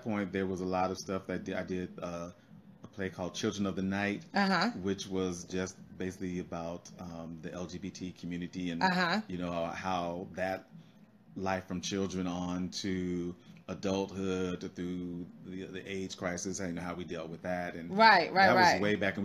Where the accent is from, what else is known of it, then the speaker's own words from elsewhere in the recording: Denver, Colorado, United States; moved away as an adult; now in Los Angeles, United States; I was born in Denver, Colorado